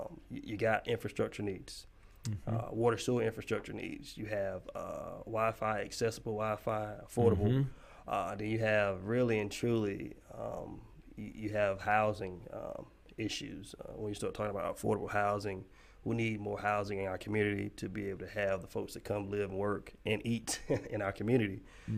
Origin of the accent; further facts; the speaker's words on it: Kinston, North Carolina, United States; I've been here forever. So I was born and raised here in Kinston